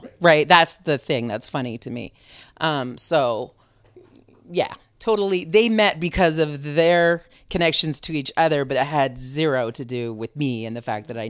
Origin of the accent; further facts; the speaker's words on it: Vermont, United States; She was a street fighter. I was from Vermont.